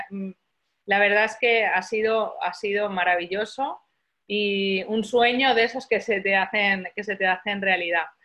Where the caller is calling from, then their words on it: Barcelona, Catalonia, Spain; desde Barcelona.